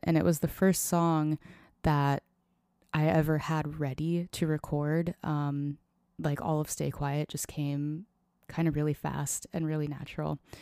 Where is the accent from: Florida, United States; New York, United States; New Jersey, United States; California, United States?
Florida, United States; Tampa; moved away as an adult; also born or lived in Nashville, Tennessee; now in Seattle, United States; I originally grew up outside of Tampa, Florida